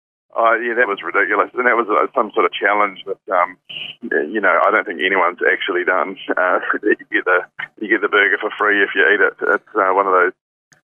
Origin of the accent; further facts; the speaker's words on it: Hawera, Taranaki, New Zealand; grew up in South Taranaki. I grew up in a little town called Harwar, which is about the same size as Gore.